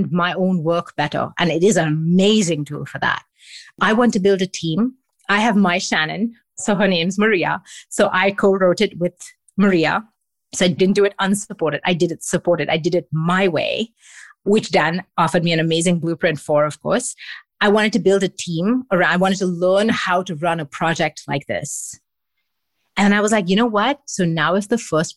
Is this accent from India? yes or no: yes; Mumbai, Maharashtra, India; also born or lived in Singapore / England; now in Montreal, Canada; I grew up in Mumbai.